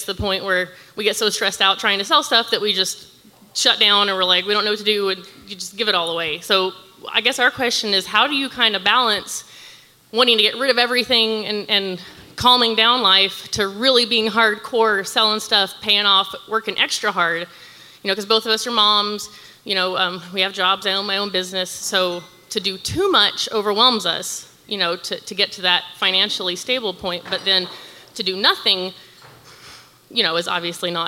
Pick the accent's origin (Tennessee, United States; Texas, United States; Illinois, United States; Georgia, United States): Tennessee, United States; we're both from just north of Nashville. We grew up around here